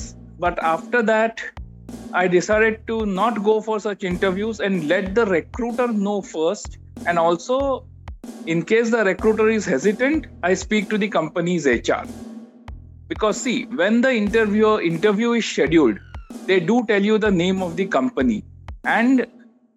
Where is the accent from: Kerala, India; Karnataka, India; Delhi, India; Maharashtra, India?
Maharashtra, India; Mumbai; I am born and brought up in Mumbai